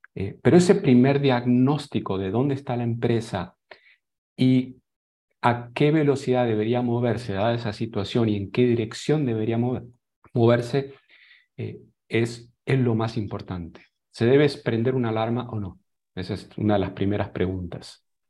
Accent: Argentina; moved away as an adult; also born or lived in Boulder, Colorado; now in San José, Costa Rica; Soy otro argentino exportado

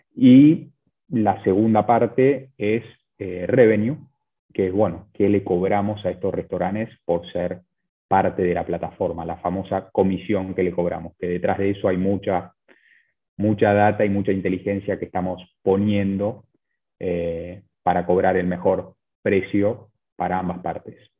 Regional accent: Buenos Aires, Argentina; also born or lived in Chile; yo, soy de, Buenos Aires, de Argentina

